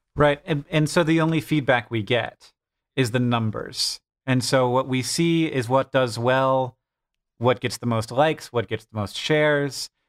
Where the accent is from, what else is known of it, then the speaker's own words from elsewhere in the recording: United States; as an American